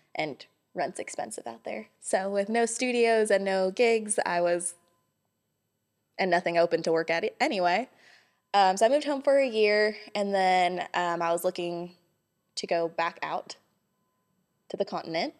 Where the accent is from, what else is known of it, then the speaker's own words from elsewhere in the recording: Hawaii, United States; moved away as an adult; also born or lived in Los Angeles, California; now in Johnson City, United States; I was born and raised in Hawaii, and then about a week after I graduated high school, I moved to California